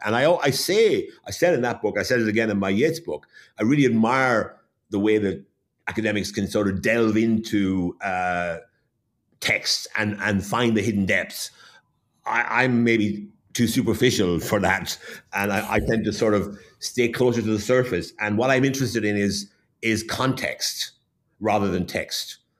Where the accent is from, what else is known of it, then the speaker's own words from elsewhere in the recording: Waterford, Munster, Ireland; moved away; I was born and brought up in Waterford, so I understand the Waterford background.